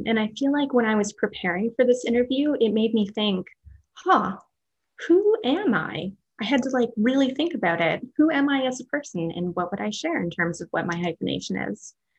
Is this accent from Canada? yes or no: yes; Canada; I'm also like fifth generation Canadian. So I'm pretty separate from my cultural background at this point. I grew up in a small town, and that's kind of my connection to culture at this point